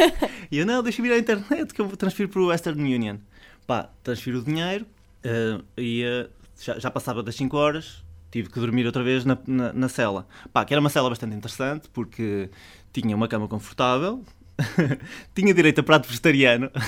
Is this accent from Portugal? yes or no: yes; Portugal; eu sou português